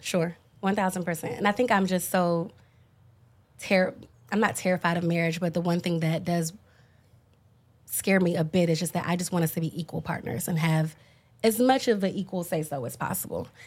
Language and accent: English; Dallas, Texas, United States; when you're black and from the deep south, I'm from Dallas